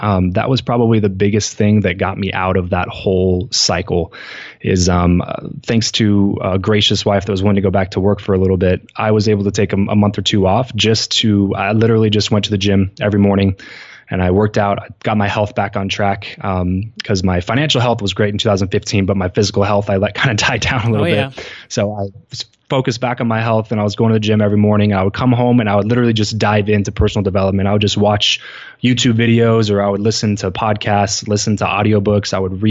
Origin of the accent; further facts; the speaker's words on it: California, United States; we just kind of decided to move back to where we grew up in Southern California.